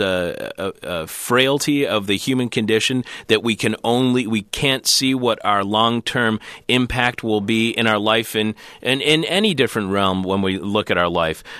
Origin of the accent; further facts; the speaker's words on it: Detroit, Michigan, United States; as a kid growing up in Detroit